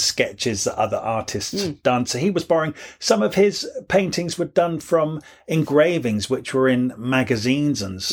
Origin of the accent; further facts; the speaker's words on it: England, United Kingdom; growing up in England